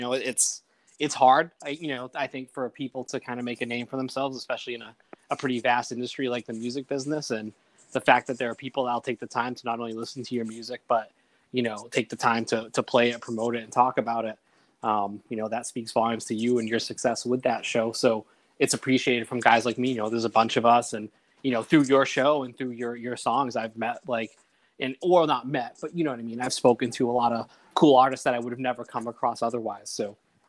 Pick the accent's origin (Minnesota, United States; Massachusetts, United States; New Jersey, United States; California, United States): Massachusetts, United States; Dartmouth; moved away as an adult; also born or lived in Boston; now in Chicago, United States; So I'm from Dartmouth, Mass. Originally, I lived in Boston for 13 years. I'm 41, and I moved to Chicago 4 years ago, you know, for job opportunities and things popped up.